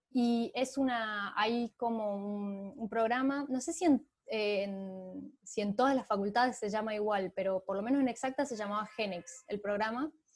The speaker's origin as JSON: {"language": "Spanish", "town": "San Miguel de Tucumán", "region": "Tucumán", "country": "Argentina", "tie": "born or raised there", "said": "nací en Tucumán, en, la, en, la, capital de Tucumán"}